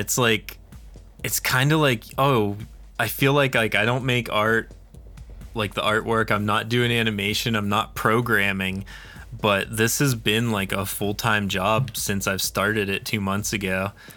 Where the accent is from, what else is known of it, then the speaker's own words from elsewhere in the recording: Pennsylvania, United States; now in New Mexico, United States; I'm from Pennsylvania originally, and I'm living in New Mexico now